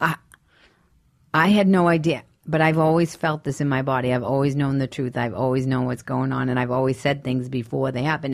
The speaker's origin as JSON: {"language": "English", "town": "Boston", "region": "Massachusetts", "country": "United States", "tie": "born or raised there", "moved": "as an adult", "said": "I'm from Boston."}